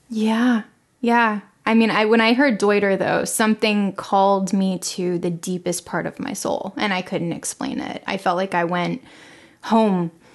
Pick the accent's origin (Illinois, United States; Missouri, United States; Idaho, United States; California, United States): California, United States; Los Angeles; moved away as an adult; now in Longview, Texas, United States; I was born and raised in Los Angeles